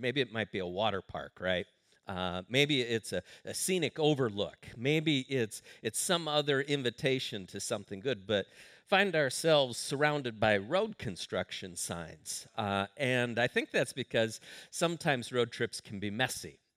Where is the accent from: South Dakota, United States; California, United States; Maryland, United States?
South Dakota, United States; Sioux Falls; I grew up in Sioux Falls, South Dakota